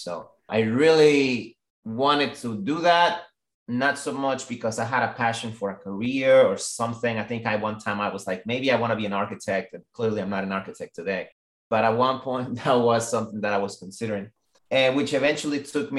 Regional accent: Orlando, Florida, United States; And I grew up in Orlando, Florida. So I went straight to Orlando, Florida, and I really enjoy my time. I've lived there for 15 years.

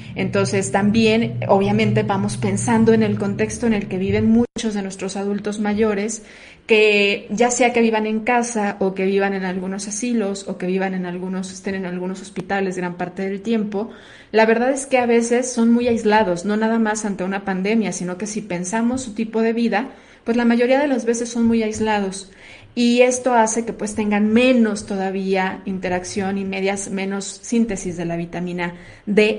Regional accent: Mexico; la mayoría de los mexicanos, no hablo de todo porque somos una, una raza una raza mestiza

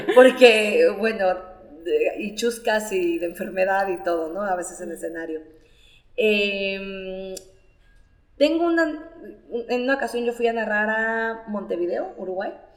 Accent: La Peñita de Jaltemba, Nayarit, Mexico; also born or lived in Tepic; soy egresada del CONALEP 257 en La Peñita de Jaltemba

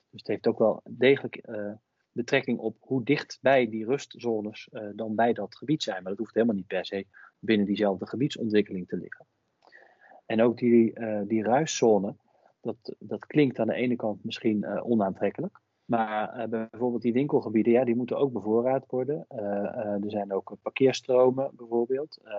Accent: Hengelo, Overijssel, Netherlands; Ja, nou, dus ik ben bijvoorbeeld zelf opgegroeid in Hengelo. En dat is wel misschien een mooi voorbeeld.

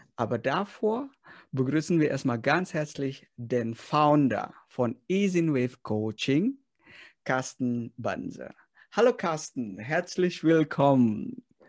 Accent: Indonesia; moved away; Ich komme zwar aus Indonesien

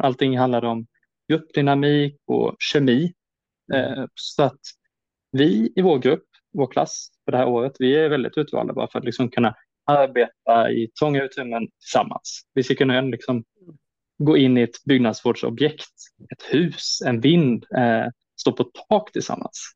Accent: Växjö, Kronoberg County, Sweden; now in Öland, Sweden; jag kommer från Växjötrakten

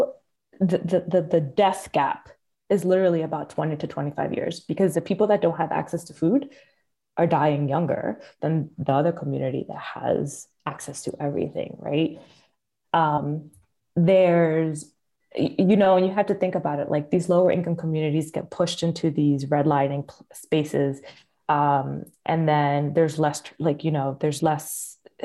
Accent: Philadelphia, Pennsylvania, United States; I'm from Philly

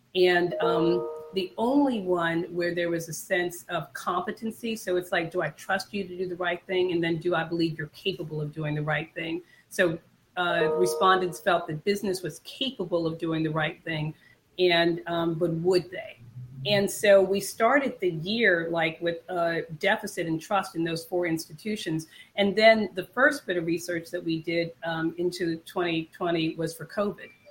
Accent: Washington, District of Columbia, United States; am a native Washingtonian. I grew up when Washington was known as Chocolate City

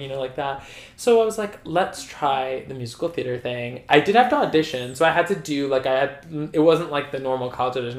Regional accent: Massapequa, New York, United States; grew up in Nassau County as well well in Massapequa

